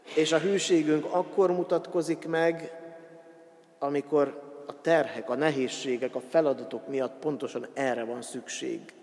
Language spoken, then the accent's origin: Hungarian; Hungary; first language Hungarian; a magyar nyelvet és a magyar nyelvtant tanultuk meg leghamarabb